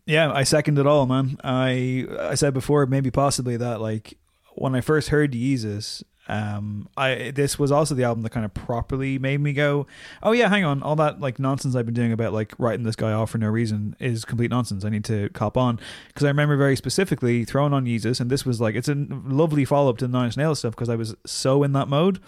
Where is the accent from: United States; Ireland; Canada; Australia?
Ireland; Louth, Leinster; I'm from Louth